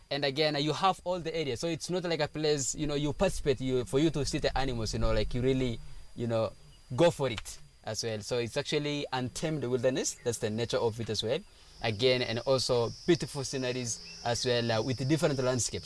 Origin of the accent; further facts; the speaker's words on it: Samburu County, Kenya; I came from Samburu, which is still northern part of Kenya. We are a nomadic tribe